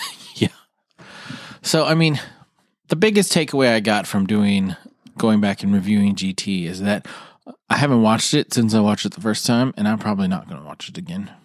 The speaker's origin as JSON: {"language": "English", "country": "United States", "said": "We're American"}